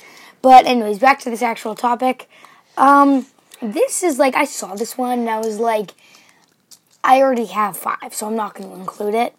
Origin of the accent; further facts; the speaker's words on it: Canada; we're Canadian